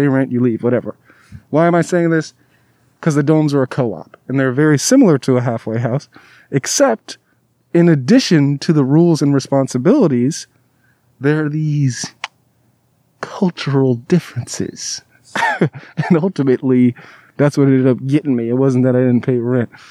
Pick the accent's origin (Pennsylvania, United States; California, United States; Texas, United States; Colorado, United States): California, United States; Southern; also born or lived in Alabama / Davis, California; I was from Southern California